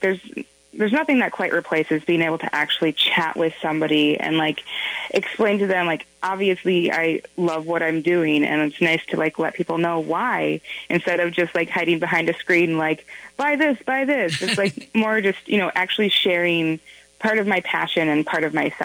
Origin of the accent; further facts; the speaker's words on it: Minnesota, United States; moved away as an adult; also born or lived in Washington, D.C.; I am from Minnesota, and I moved away. I was in Washington, D.C. for about 8 years